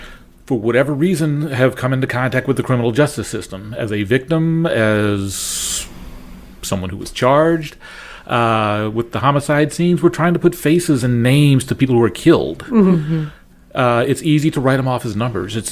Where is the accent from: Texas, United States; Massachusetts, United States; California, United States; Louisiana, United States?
Louisiana, United States; New Orleans; now in St. Louis, United States; I grew up in New Orleans, which for a few years was the murder capital of the world.